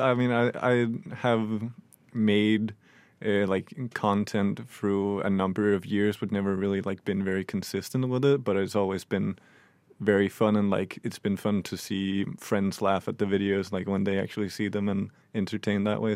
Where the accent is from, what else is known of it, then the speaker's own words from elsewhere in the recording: Denmark; now in Norway; I'm, I'm from Denmark